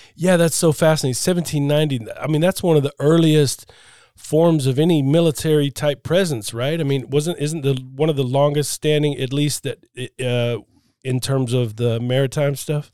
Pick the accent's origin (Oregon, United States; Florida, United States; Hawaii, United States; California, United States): Florida, United States; I grew up in Florida and I spent a lot of time on boats